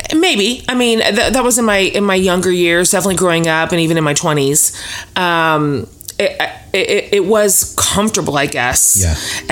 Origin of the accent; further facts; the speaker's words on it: Kansas, United States; now in Austin, United States; I was born in Kansas